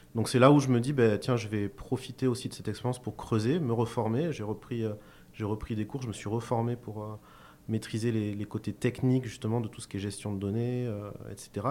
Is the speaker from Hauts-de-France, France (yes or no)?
no; Cahors, Occitania, France; je suis originaire de Cahors